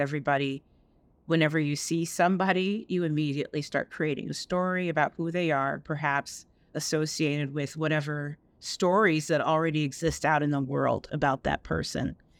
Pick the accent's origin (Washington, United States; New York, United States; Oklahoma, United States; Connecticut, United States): New York, United States; upstate; also born or lived in Jamaica; I grew up in, uh, bet-, upstate New York, uh, between upstate New York and the island of Jamaica